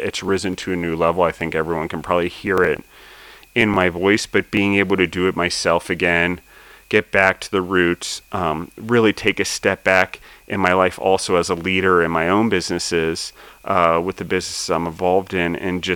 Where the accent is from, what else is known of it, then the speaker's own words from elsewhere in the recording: United States; being an American